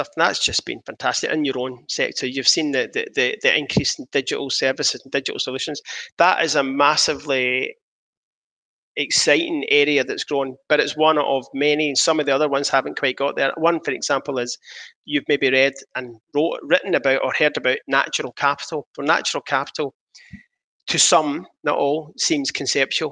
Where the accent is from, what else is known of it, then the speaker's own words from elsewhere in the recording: Coatbridge, Scotland, United Kingdom; I grew up in Coatbridge